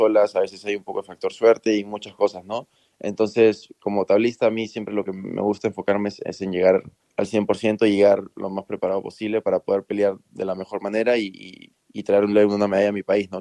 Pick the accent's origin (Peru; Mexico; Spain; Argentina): Peru; En el colegio tal vez jugué fútbol, porque en Perú todo el mundo juega fútbol